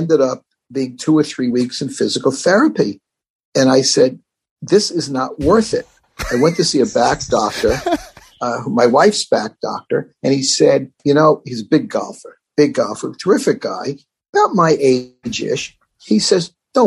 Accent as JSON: {"language": "English", "town": "New York City", "region": "New York", "country": "United States", "tie": "born or raised there", "said": "I grew up in the Bronx"}